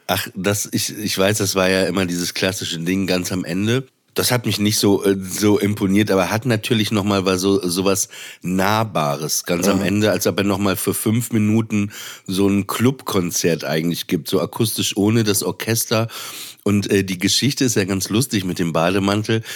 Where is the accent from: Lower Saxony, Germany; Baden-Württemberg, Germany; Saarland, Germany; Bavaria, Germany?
Lower Saxony, Germany; Papenburg; in der Nähe von Papenburg, wo ich aufgewachsen bin